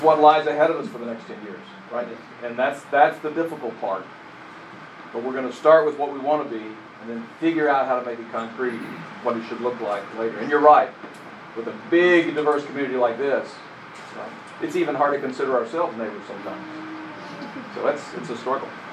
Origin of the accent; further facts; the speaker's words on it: England, United Kingdom; an English person